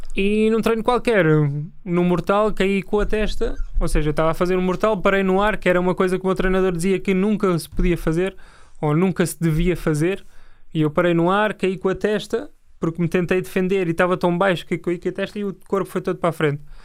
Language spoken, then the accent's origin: Portuguese; Lisbon, Portugal; also born or lived in Torres Vedras / Almada; now in Carnaxide, Portugal; Nasci em Lisboa, depois fui para Torres Vedras